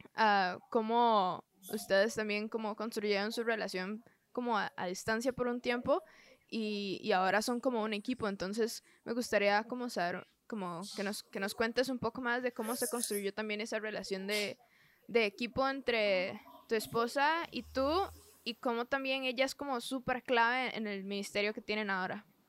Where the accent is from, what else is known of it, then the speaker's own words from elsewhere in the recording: Costa Rica; soy de Costa Rica